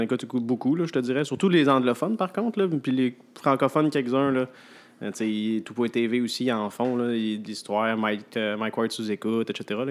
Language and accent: French; Repentigny, Quebec, Canada; moved away as an adult; now in Sept-Îles, Canada; je viens de l'extérieur, moi, je viens de Repentigny